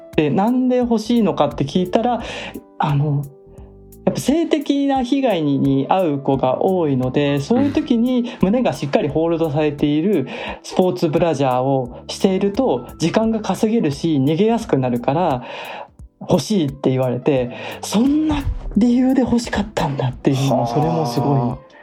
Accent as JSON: {"language": "Japanese", "country": "Japan", "tie": "born or raised there", "said": "私みたいに日本で生まれ育った人"}